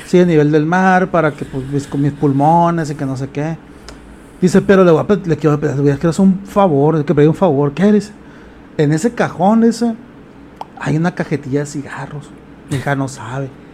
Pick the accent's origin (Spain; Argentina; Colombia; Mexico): Mexico; Culiacán, Sinaloa; Culiacán tiene un problema, los culichis, güey. Tenemos un problema